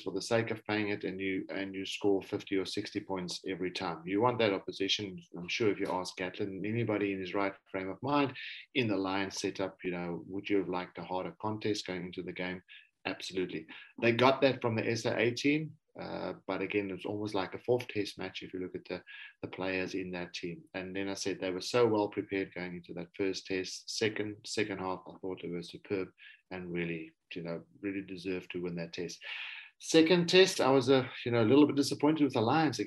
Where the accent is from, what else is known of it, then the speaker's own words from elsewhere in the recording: South Africa; also born or lived in Wales; as a South African